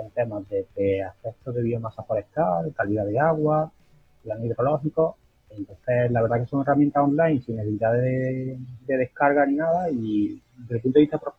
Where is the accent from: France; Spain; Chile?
Spain; Andalusia; soy, aquí de Andalucía